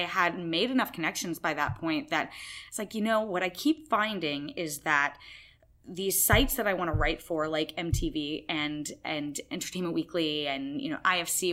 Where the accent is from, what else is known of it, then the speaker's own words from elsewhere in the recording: Massachusetts, United States; I'm from Massachusetts. I grew up there.